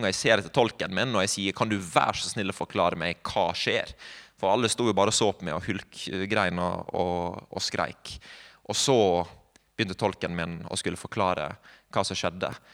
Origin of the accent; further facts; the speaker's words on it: Sunnmøre, Møre og Romsdal, Norway; moved away; also born or lived in Bergen; jeg er sunnmøring